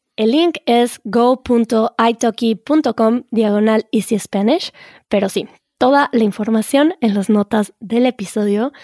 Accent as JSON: {"language": "Spanish", "country": "Mexico", "said": "en México decimos eso"}